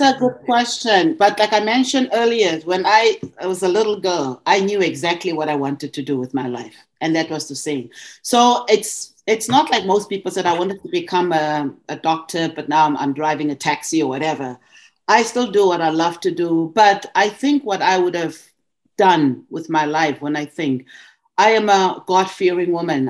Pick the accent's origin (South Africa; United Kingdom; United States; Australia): South Africa; moved away as an adult; also born or lived in Montreal, Canada; now in Ontario, Canada; I was from South Africa